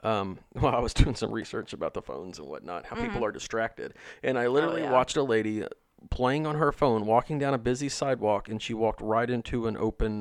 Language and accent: English; Missouri, United States; I grew up in Missouri.